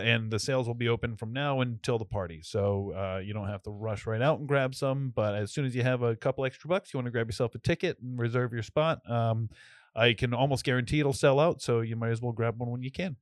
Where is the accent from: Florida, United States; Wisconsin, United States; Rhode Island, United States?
Rhode Island, United States; North Smithfield; my, uh, house that I grew up in was, like, one of the houses that, uh, all the workers lived